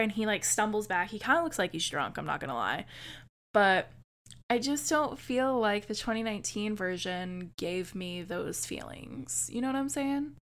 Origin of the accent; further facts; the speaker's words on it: United States; as an American